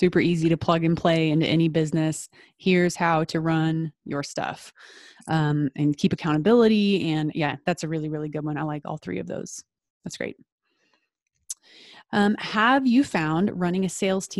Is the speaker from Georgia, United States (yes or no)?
no; Dallas, Texas, United States; I'm from Dallas